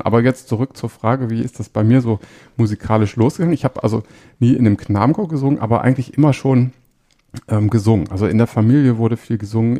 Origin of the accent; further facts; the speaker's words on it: Hanover, Lower Saxony, Germany; ich bin auch in Hannover aufgewachsen